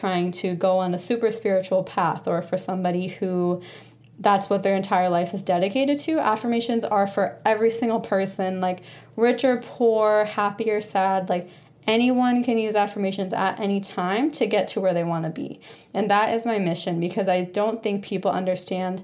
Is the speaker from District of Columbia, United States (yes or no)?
no; Phoenix, Arizona, United States; I was born and raised in Phoenix, Arizona